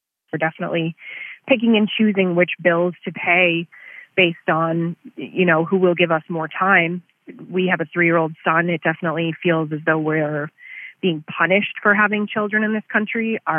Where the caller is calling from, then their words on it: Oxford, Massachusetts, United States; I'm calling from Oxford, Massachusetts.